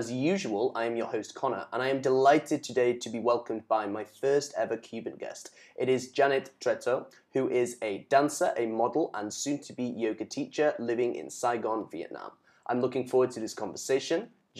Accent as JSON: {"language": "English", "country": "United Kingdom", "said": "Even as someone who's British"}